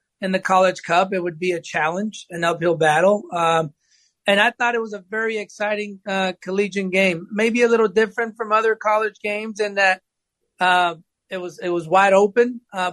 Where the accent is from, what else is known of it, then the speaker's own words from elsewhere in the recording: Pasadena, Texas, United States; English is a second language; I migrated with my biological family in 1981. We lived in Pasadena. And at the time, we didn't speak English.